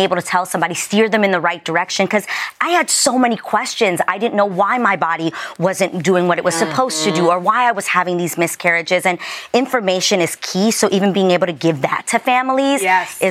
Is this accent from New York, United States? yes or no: yes; New York City, New York, United States; I was raised in the Lower East Side in the projects.